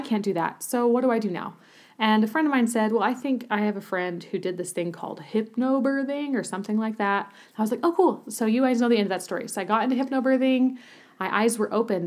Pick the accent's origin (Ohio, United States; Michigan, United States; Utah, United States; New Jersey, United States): Utah, United States; moved away as an adult; also born or lived in Germany / Berlin; I grew up in Utah